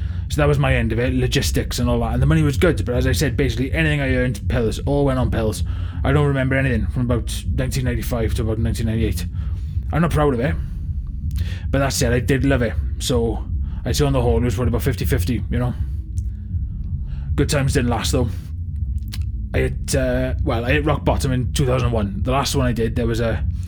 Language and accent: English; Swansea, Wales, United Kingdom; I was from Swansea originally, but I came east for the raves.